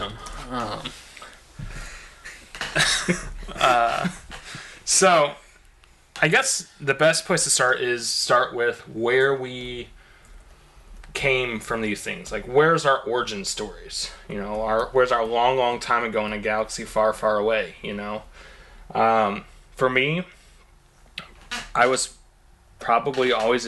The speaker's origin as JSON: {"language": "English", "town": "St. Louis", "region": "Missouri", "country": "United States", "said": "We are three guys from St. Louis, Missouri"}